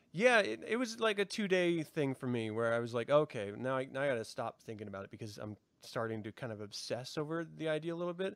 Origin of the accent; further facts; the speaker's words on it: United States; I'm American